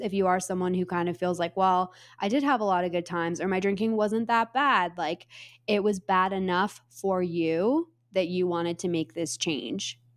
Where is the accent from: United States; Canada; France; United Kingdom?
Canada; I am Canadian